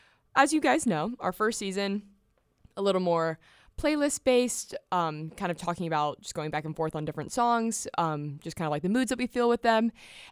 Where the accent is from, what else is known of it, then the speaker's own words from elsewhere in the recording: Franklin, Tennessee, United States; I'm originally from Franklin, Tennessee, a little south of Nashville. Grew up in the burbs, so.